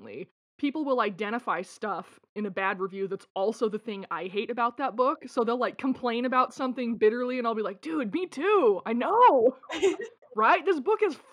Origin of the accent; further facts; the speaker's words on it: Rexburg, Idaho, United States; my hometown in Rexburg, Idaho